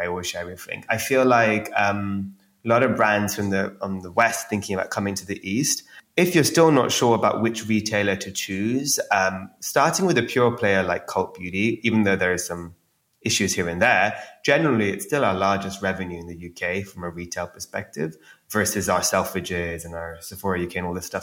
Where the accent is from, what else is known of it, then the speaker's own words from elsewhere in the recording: India; growing up in India